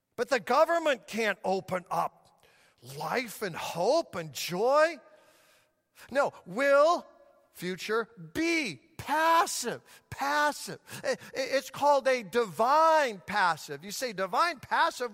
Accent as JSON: {"language": "English", "town": "Denver", "region": "Colorado", "country": "United States", "tie": "born or raised there", "said": "when I was just a little child growing up in Denver, Colorado"}